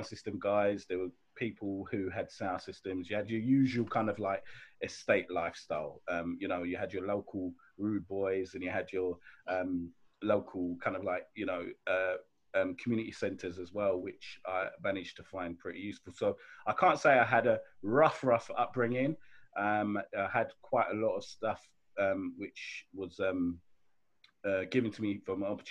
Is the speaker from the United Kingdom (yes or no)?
yes; London, United Kingdom; also born or lived in Sierra Leone; I was born in and I grew up in Clapham